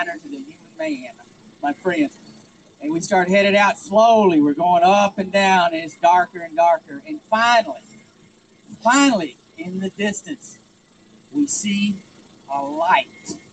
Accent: Texas, United States; moved away as an adult; now in Massachusetts, United States; I'm from Texas

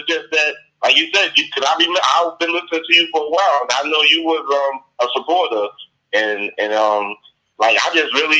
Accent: New York City, New York, United States; Yes, I'm from New York City.

